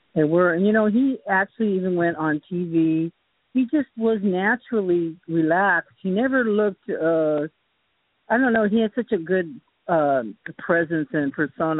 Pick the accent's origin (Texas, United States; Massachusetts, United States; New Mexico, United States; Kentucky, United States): Massachusetts, United States; Boston; moved away; I was born in Boston